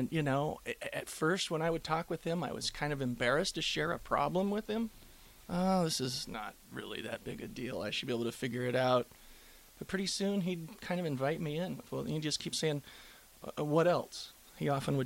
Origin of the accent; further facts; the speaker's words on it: Rosalie, Nebraska, United States; I grew up in a little town of about 159 people up in northeast Nebraska. The name of the town's Rosalie